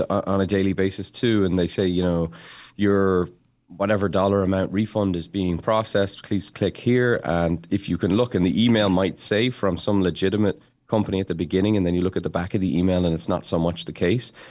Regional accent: Dublin, Leinster, Ireland; now in Massachusetts, United States; Growing up in Dublin, we just had clothes, but then when I moved to America

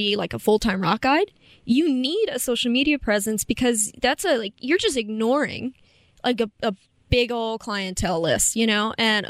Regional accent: Appalachia, United States

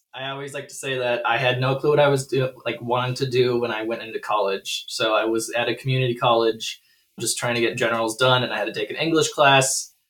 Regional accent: Minneapolis–Saint Paul, Minnesota, United States; I'm from the Twin Cities, been in Minnesota my whole life

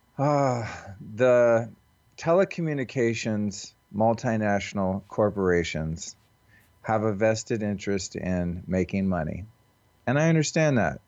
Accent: Santa Rosa, California, United States; from my hometown in Santa Rosa, California

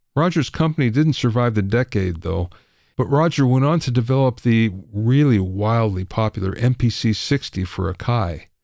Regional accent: Los Angeles, California, United States; I'm from Los Angeles

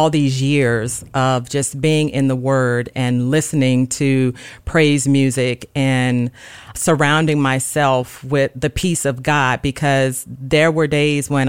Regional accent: the South, United States; I grew up on music and I grew up in the South and, you know, we just listened to music all the time, gospel music and sang

